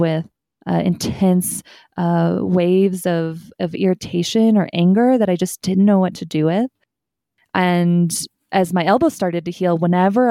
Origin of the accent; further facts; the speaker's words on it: Kansas, United States; moved away as an adult; now in Colorado, United States; I grew up in Central America, not the US, so in Kansas. And so Midwest